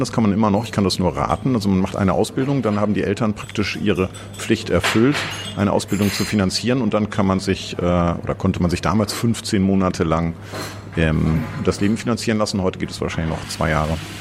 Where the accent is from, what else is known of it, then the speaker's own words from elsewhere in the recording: Osnabrück, Lower Saxony, Germany; also born or lived in Vienna; now in Berlin, Germany; Ich komme aus ähm, einer kleinen Stadt in Westdeutschland, Osnabrück.